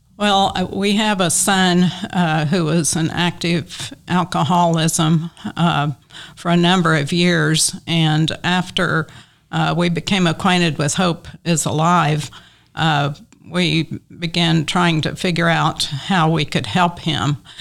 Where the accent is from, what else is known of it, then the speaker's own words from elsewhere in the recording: Western Oklahoma, United States; also born or lived in Tulsa; now in Oklahoma City, United States; I grew up in Western Oklahoma